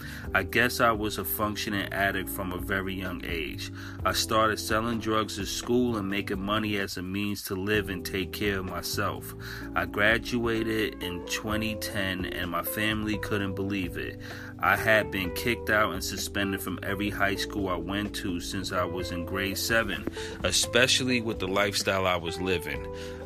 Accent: Regina, Saskatchewan, Canada; born there; I am an indigenous woman and a single mother of two beautiful children. I was born in Regina, Saskatchewan.

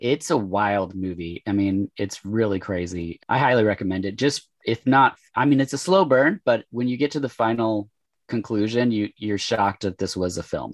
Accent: Oregon, United States; born and raised in Oregon. I live in Portland now uh, for the past like 20 years

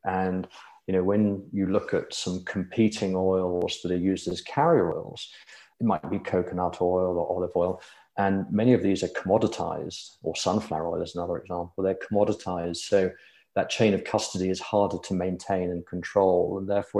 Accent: United Kingdom; born there; moved away as an adult; now in United States; But yes, I'm a Brit by birth. And in my early 30s, I moved to the US.

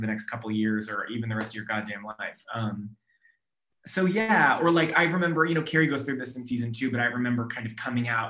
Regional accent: Sacramento, California, United States; also born or lived in Orange County, California; I grew up in Sacramento, and I went to school at UC Irvine in Orange County

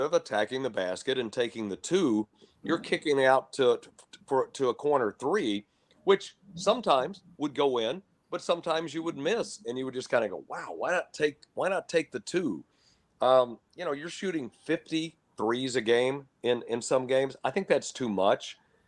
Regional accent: Lubbock, Texas, United States; And I grew up in Lubbock, Texas, and that's where Texas Tech is.

